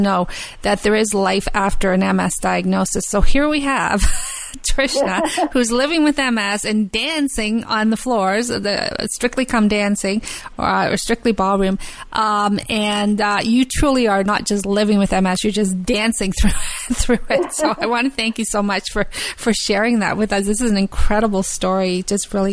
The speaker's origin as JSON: {"language": "English", "region": "Scotland", "country": "United Kingdom", "said": "I'm from Scotland"}